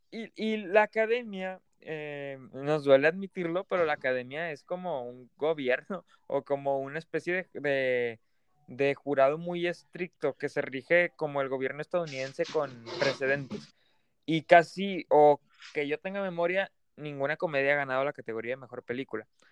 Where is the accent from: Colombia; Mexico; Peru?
Mexico; nos duele como mexicanos